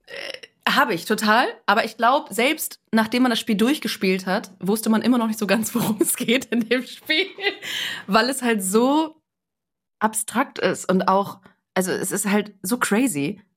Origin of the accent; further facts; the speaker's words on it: Bremen, Germany; Meine Heimat Bremen tatsächlich. Ich bin sogar geboren oder aufgewachsen im Schnorr.